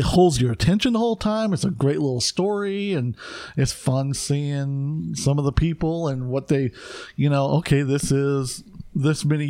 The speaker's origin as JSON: {"language": "English", "country": "United States", "said": "I'm an American"}